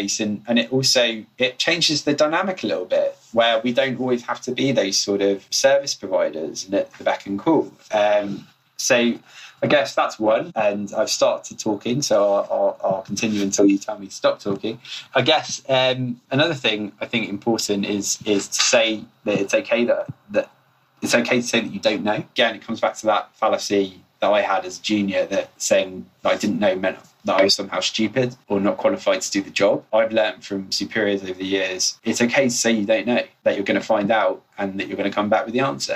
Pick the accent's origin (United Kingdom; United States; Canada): United Kingdom; England; I'm English